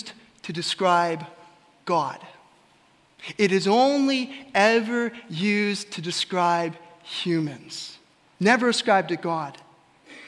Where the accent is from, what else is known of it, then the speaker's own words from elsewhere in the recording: Ellsworth, Kansas, United States; my hometown of Ellsworth